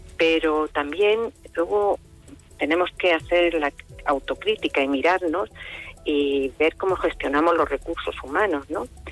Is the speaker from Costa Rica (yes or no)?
no; Region of Murcia, Spain; also born or lived in Yecla; soy murciana, pero no yeclana, pero mm, viví aquí y trabajé aquí